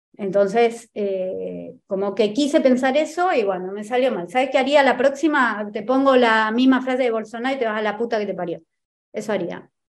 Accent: Argentina; En mi país

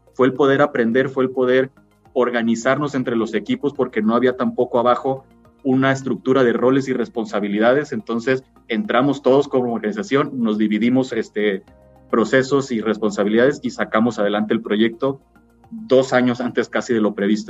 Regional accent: Mexico; nosotros como clientes mexicanos

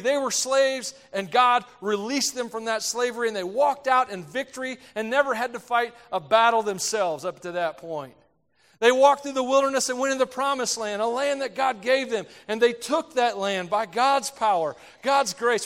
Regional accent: United States; I'm an American

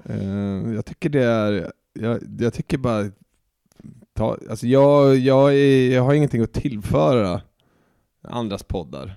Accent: Stockholm, Stockholm County, Sweden; Jag är ju uppväxt och född i Stockholm, men jag har ju bott eh, ja, men en väldigt stor del av mitt liv ute i orten

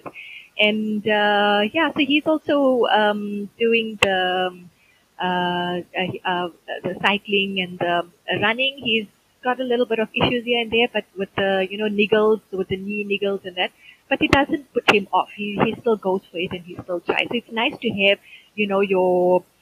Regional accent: South Africa; being South African

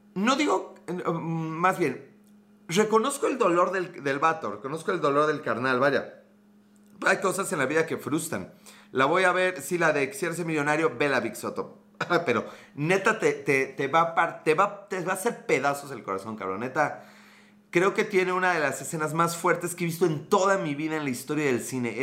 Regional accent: Puebla, Mexico; Soy de Puebla

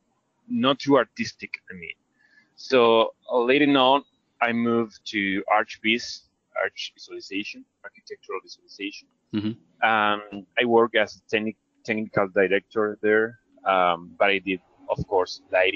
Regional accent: Argentina; I'm from Argentina, South American country.

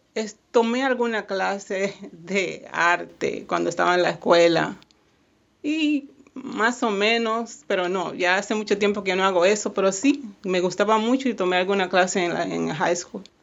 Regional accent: Haina, San Cristóbal, Dominican Republic; now in Miami, United States; Yo soy de Jaina, República Dominicana, y sí, siempre extraño mucho

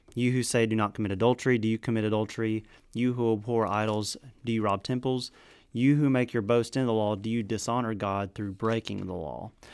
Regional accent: the South, United States; I'm from the South.

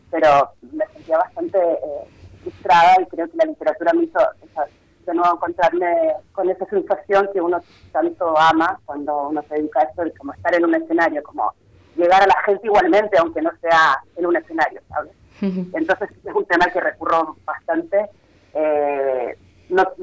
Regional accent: Chile; moved away as an adult; para mí ese relato le tengo especial cariño porque habla un poco también de eso, de que me vine súper lejos de Chile a ser actriz.

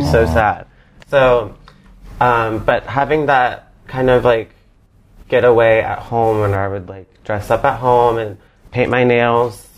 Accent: Charlotte, North Carolina, United States; I'm from Charlotte, North Carolina

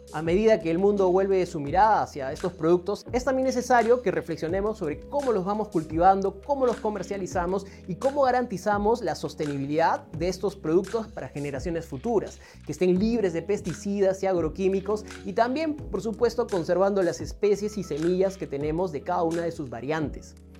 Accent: Peru; nosotros como peruanos

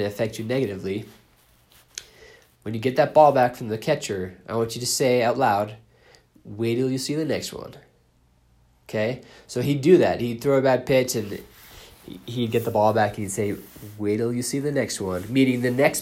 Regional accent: Boston, Massachusetts, United States; I grew up in Boston

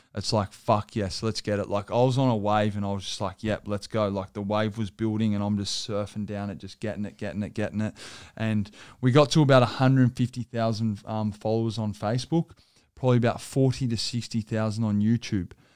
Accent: Sydney, New South Wales, Australia

